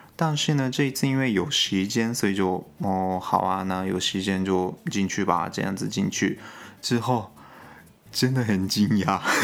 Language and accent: Chinese; Gunma, Japan; Chinese is a second language; 我家乡群马县，它，我，我，因为我家附近嘛